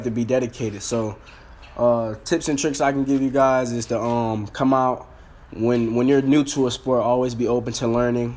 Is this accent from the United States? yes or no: yes; Pahokee, Florida, United States; I'm a kid from Pahokee, Florida. Really out there, there's nothing but football and the streets